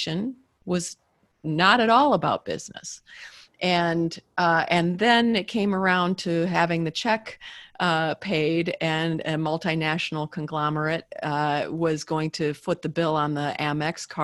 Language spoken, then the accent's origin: English; Midwest, United States; I'm from the Midwest, and I have I was raised from good stock